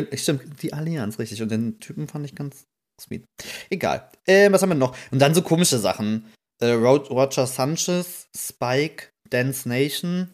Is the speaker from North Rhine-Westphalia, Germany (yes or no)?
no; Rhineland-Palatinate, Germany; wir mussten äh, tatsächlich nach Trier, das ist ja so fünf Kilometer mhm. von, von meinem Heimatort.